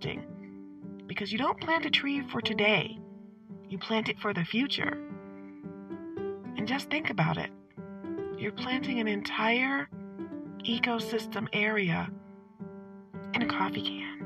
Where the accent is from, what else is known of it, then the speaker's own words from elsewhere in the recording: Detroit, Michigan, United States; I'm from Detroit